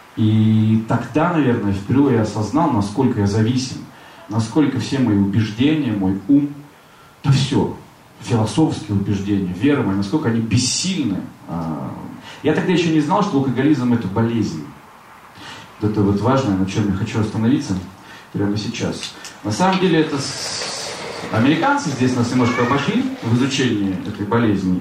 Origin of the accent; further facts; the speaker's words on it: Severodvinsk, Arkhangelsk Oblast, Russia; moved away; also born or lived in Saint Petersburg; Я же из Северодвинска приехал, а тут же Петербург.